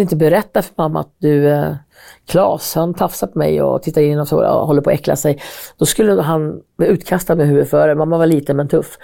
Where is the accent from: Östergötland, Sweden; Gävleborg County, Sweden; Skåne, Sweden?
Gävleborg County, Sweden; Hälsingland; now in Stockholm, Sweden; Jag var så här, från Hälsingland